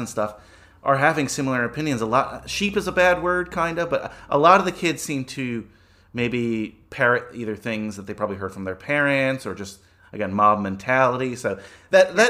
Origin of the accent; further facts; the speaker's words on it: New Jersey, United States; I grew up in New Jersey, in a pretty liberal town in a very liberal state